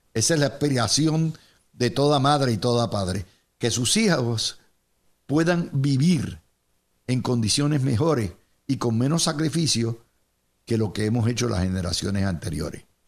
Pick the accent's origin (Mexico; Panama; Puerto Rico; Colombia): Puerto Rico; somos esclavos de el Estado socializado puertorriqueño